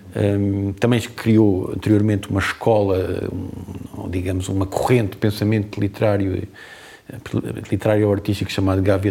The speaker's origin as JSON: {"language": "Portuguese", "region": "Azores", "country": "Portugal", "also_born_or_lived": "Lisbon", "moved": "yes", "said": "a minha terra"}